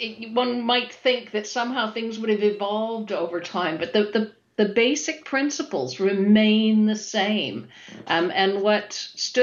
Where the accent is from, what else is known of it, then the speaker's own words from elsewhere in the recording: Toronto, Ontario, Canada; moved away as an adult; now in United Kingdom; I have lived and worked in the UK for over 20 years now. However, I'm originally from Toronto, Canada.